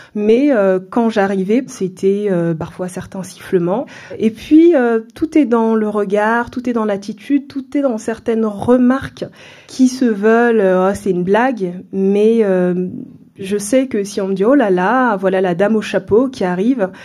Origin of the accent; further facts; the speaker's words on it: France; also born or lived in Central African Republic; Je suis originaire de la Centrafrique, mais euh, je suis née en France. Mes parents sont venus dans les années 80 travailler en France et je suis née dans ce contexte à l'âge de 2 ans, on est retourné en Centrafrique.